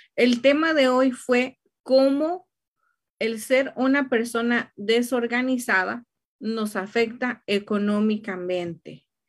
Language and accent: Spanish; Mexico; now in Riverside, United States; soy mexicana